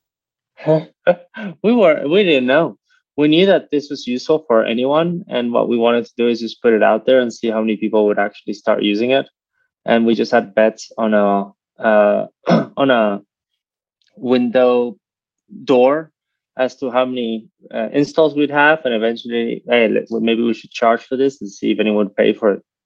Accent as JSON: {"language": "English", "country": "United States", "moved": "yes", "lives_now": "Europe", "said": "I live in Europe, but I'm American"}